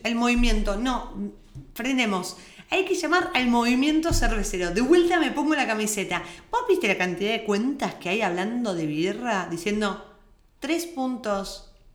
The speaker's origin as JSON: {"language": "Spanish", "country": "Argentina", "moved": "yes", "said": "Somos argentinas, tratamos de hablar neutro, no lo logramos nunca"}